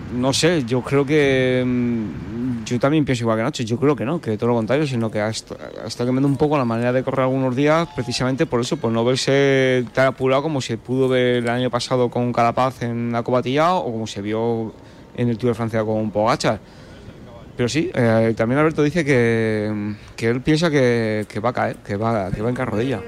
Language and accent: Spanish; Burgohondo, Castile and León, Spain; yo soy de Burgondo